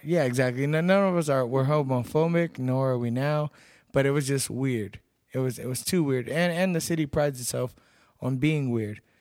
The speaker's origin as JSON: {"language": "English", "town": "Seguin", "region": "Texas", "country": "United States", "tie": "born or raised there", "also_born_or_lived": "Cedar Park, Texas", "moved": "as an adult", "lives_now": "Pflugerville, United States"}